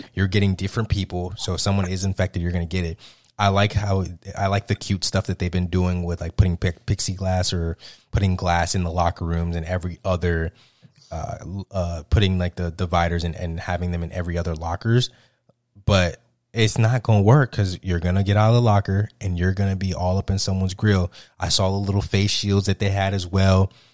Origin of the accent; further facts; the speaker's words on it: South Florida, United States; my home, my home state, uh, South Florida.